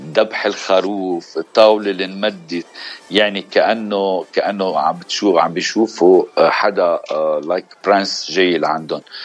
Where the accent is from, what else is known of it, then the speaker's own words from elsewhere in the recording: Beirut, Beirut Governorate, Lebanon; also born or lived in Nabatieh District / United States; من الجنوب من قضاء نبطيه آه، خلقين بالاشرفيه وربين بالاشرفيه